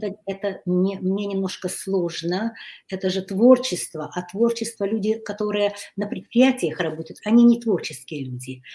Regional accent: Kyiv, Ukraine; moved away as an adult; now in Hungary; Я родилась в Киеве. Mm-hmm. И, э, училась э, в киевском э, китайском интернате. Я выросла

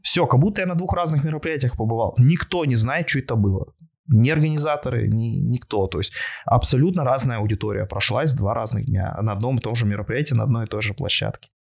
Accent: Yekaterinburg, Sverdlovsk Oblast, Russia; я родом из Екатеринбурга

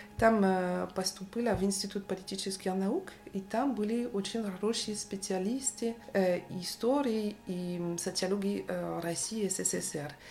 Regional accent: Rennes, Brittany, France; Russian is a second language; moved away as an adult; now in Paris, France; я родилась в Варен. Это город, столица э, Британия

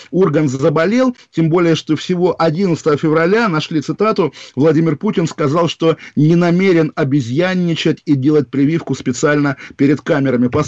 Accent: Moscow, Russia; я из Москвы.

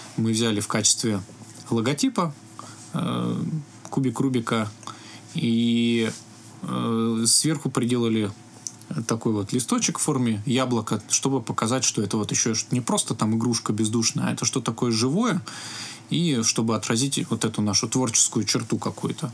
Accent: Biysk, Altai Krai, Russia; я родился в Алтайском крае, город Бийск

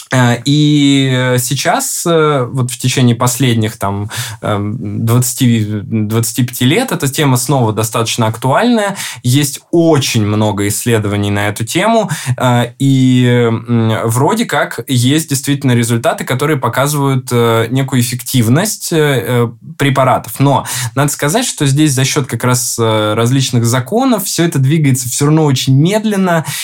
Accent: Ryazan, Ryazan Oblast, Russia; moved away; Рязани, откуда я родом

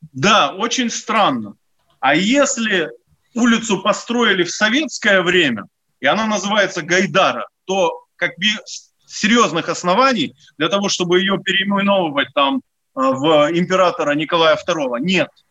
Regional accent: Odesa, Odesa Oblast, Ukraine; moved away; я одессит, и я был депутатом Одесского горсовета

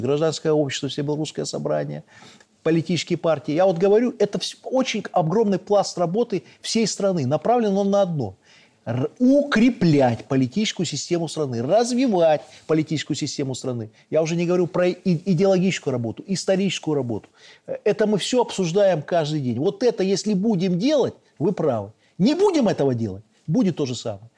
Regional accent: Belarus; мы белорусы

